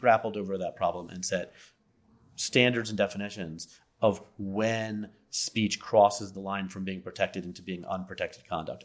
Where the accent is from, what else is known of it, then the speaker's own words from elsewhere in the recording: Las Vegas, Nevada, United States; now in Philadelphia, United States; I'm originally from Las Vegas